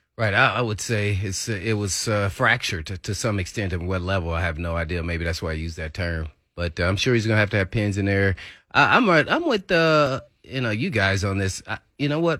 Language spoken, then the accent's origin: English; Indiana, United States; I'm from Indiana